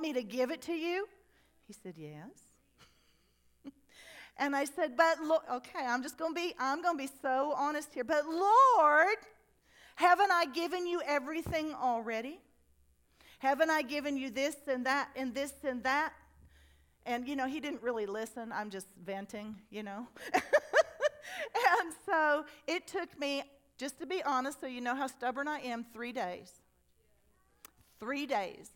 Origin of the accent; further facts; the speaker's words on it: United States; I grew up on the Mississippi River